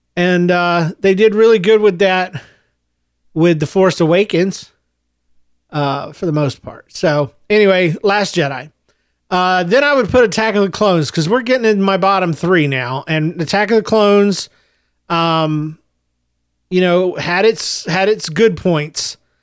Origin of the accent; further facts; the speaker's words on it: Jacksonville, Florida, United States; also born or lived in Gainesville, Florida / Yulee, Florida / St. Marys, Georgia; I was born in Gainesville, Florida. I grew up, uh, in Jacksonville, Florida, through elementary school